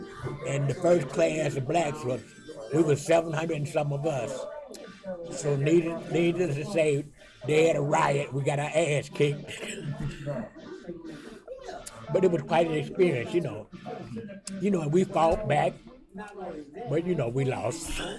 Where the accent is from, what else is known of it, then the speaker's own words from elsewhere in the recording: Chicago, Illinois, United States; I was born in Lyndale. Lived on 1528 South Sawyer, 16th and Sawyer. That was my first residence.